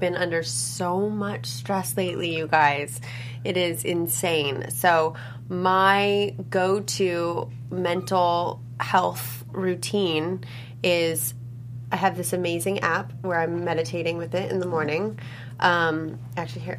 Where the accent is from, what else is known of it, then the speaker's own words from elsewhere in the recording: Los Angeles, California, United States; growing up in Los Angeles, um, it's a very health conscious place